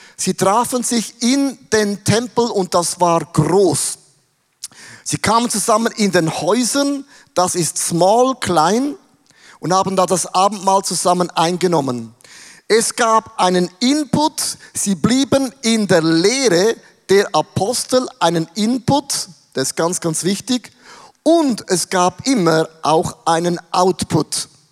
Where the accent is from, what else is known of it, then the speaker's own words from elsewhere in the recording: Werdenberg, St. Gallen, Switzerland; In Werdenberger, wo ich aufgewachsen bin